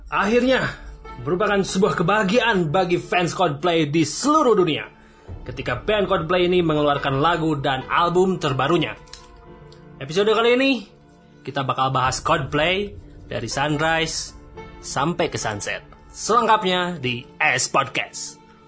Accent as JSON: {"language": "Indonesian", "town": "Rancaekek", "region": "West Java", "country": "Indonesia", "said": "saya orang Rancaikek"}